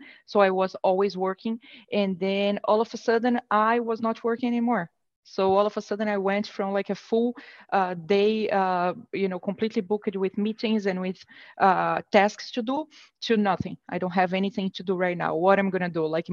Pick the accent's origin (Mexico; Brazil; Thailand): Brazil; moved away as an adult; now in United States; I'm born and raised in Brazil, and about 7, 8 years ago, I moved to the US